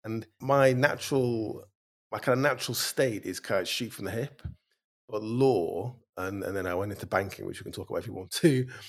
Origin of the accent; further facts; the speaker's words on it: Bacup, North West England, United Kingdom; also born or lived in Stoke-on-Trent; and then I moved up to Lancashire when I was kind of 9. My dad got a job in Manchester. And I grew up in a mill town in Lancashire, quite a small one, called Baker, Rosendale.